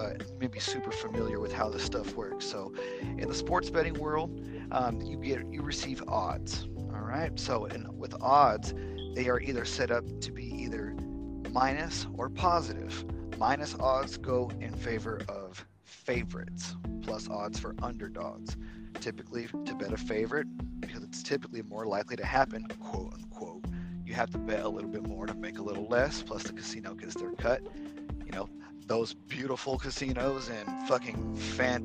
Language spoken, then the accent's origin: English; Dallas-Fort Worth, Texas, United States; I am a DFW kid. I'm born and raised